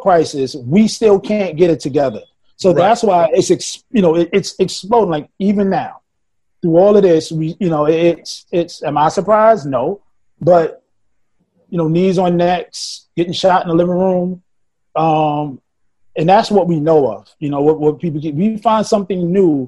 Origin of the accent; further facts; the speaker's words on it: New York City, New York, United States; I grew up in Harlem when the projects were the safe haven